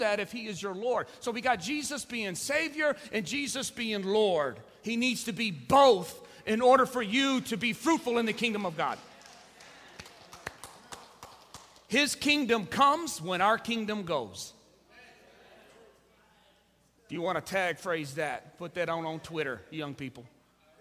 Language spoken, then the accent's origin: English; United States; we're more American than we are Christian